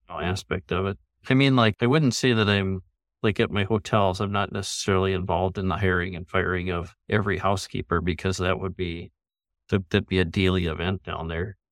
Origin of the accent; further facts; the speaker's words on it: Minot, North Dakota, United States; also born or lived in Minneapolis, Minnesota / St. Cloud, Minnesota; now in Fargo, United States; I grew up in Minot, North Dakota